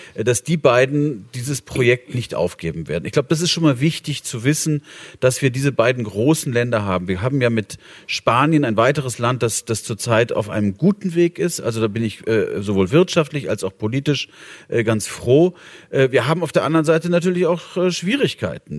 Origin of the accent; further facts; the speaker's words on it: Bonn, North Rhine-Westphalia, Germany; meiner Heimatstadt, Bonn